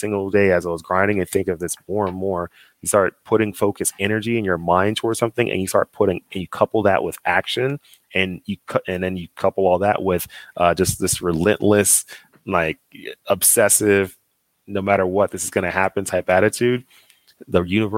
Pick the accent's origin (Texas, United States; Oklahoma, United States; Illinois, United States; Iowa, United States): Texas, United States; Dallas; moved away as an adult; I'm from Dallas, Texas, and I grew up in Dallas.